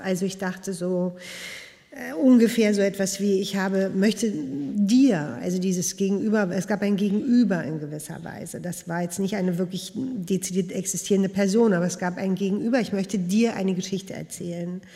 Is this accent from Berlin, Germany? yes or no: yes; Berlin, Germany; also born or lived in Prenzlauer Berg, Berlin; Und ich bin in Westberlin geboren und ich bin in Neukölln groß geworden